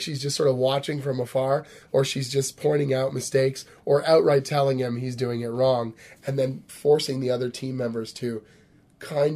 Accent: Canada; I'm also Canadian

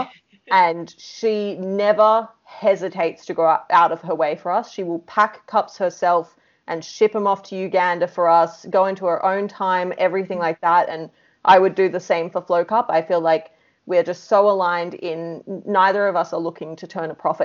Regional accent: Australia; accent: Australian; our English is Australian English

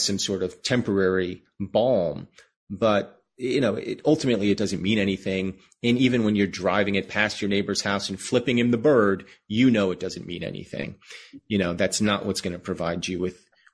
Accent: United States; as an American Jew, we live in a country that has more or less welcomed us

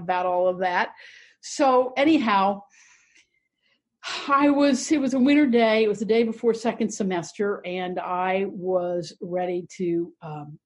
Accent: Columbus, Ohio, United States; I was raised primarily in the Jewish community of Bexley and Eastmore in Columbus, Ohio

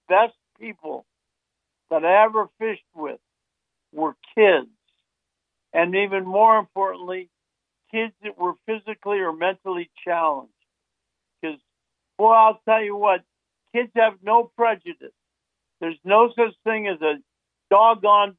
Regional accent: Miami, Florida, United States; born or raised there; also born or lived in Pontiac, Michigan

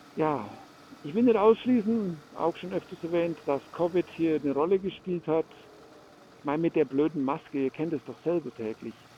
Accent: Germany; bei uns in Deutschland

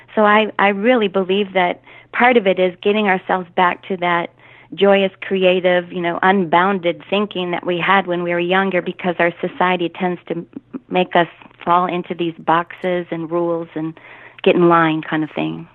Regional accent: Michigan, United States; moved away as an adult; now in Texas, United States; I am actually from Michigan, come from a large Catholic family

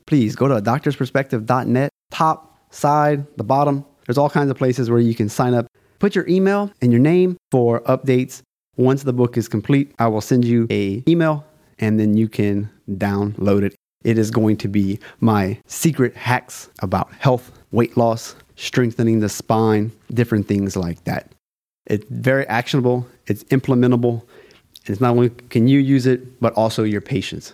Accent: South Louisiana, United States

